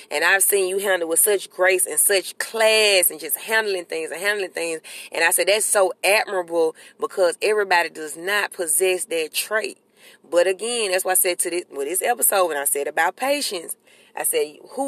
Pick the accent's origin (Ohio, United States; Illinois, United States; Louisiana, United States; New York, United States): New York, United States; accent: New York; That's my New York accent.